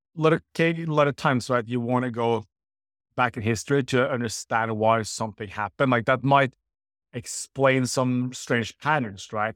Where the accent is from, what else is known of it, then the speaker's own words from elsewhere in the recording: Norway; I'm from Norway